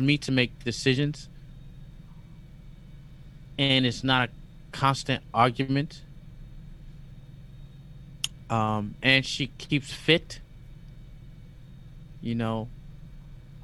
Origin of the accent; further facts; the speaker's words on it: New York, United States; moved away as an adult; also born or lived in Dalian, China / Shenyang, China / Japan; now in Shanghai, China; I was brought up in Harlem in the South Bronx